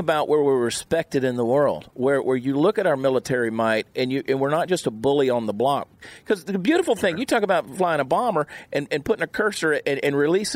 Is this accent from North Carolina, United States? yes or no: no; Georgia, United States; also born or lived in New Jersey; now in Texas, United States; I was born in New Jersey. I'm sure you can tell by the accent. I spent a lot of time there, South Jersey. Yeah. It just happened to be where my mother was when she went into labor and had me. So I grew up in Georgia, and now I'm a Texan by choice